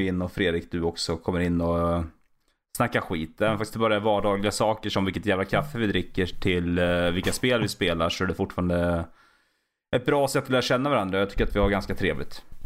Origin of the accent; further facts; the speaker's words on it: Valla, Södermanland, Sweden; also born or lived in Katrineholm; now in Vingåker, Sweden; Born and raised i Valla, Sörmland